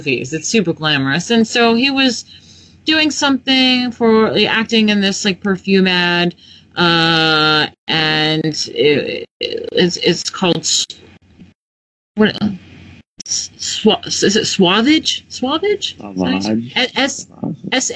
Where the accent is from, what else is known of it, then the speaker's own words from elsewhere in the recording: New York, United States; I'm from New York